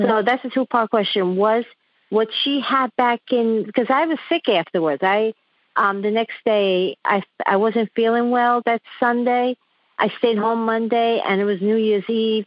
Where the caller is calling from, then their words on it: New York City, New York, United States; I'm calling from the Epic Center of the Coronavirus, Queens, New York